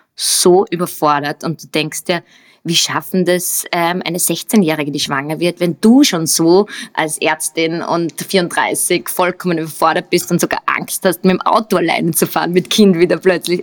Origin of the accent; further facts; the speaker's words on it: Upper Austria, Austria; accent: Upper Austrian; moved away as an adult; also born or lived in United States; now in Vienna, Austria; bin aus Oberösterreich. Ähm, das hört man vielleicht auch noch meine oberösterreichischen Wurzeln manchmal durch.